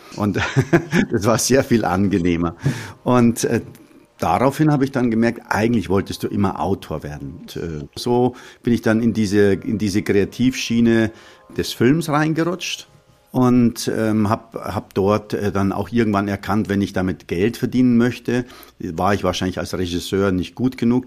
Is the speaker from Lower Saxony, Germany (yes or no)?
no; Munich, Bavaria, Germany; Ich bin also äh, am Hasenbergel aufgewachsen in München